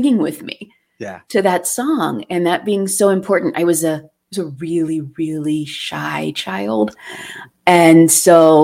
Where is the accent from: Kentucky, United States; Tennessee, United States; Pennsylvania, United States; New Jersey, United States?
Pennsylvania, United States; Pittsburgh; I was born in Pittsburgh, so it's hard not to claim Fred Rogers as a literal neighbor when you grow up in Pittsburgh